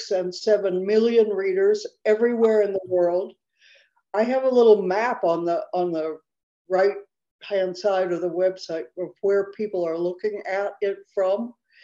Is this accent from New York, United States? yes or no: no; Chicago, Illinois, United States; moved away as an adult; now in Mexico; I was born in Chicago. I am 78 years old.